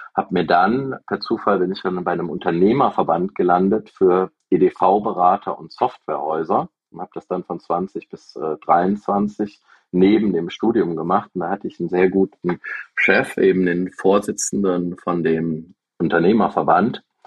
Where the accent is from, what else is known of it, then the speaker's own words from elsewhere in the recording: Aachen, North Rhine-Westphalia, Germany; Ich bin äh, 1978 in Aachen geboren